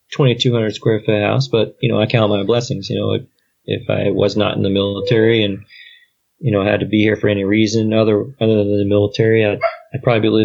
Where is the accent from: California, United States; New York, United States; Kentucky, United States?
Kentucky, United States; also born or lived in Germany; But my home for me is Kentucky. That's where my dad lives. That's where my dad's family lives.